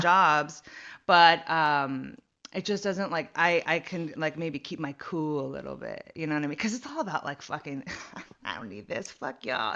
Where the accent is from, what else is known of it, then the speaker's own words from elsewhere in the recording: San Jose, California, United States; now in Los Angeles, United States; I'm from the Bay Area, San Jose area